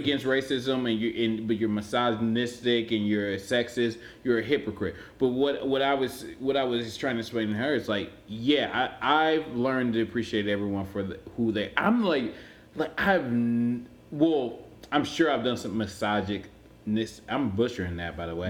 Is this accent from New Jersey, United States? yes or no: no; Cleveland, Ohio, United States; I'm from Cleveland.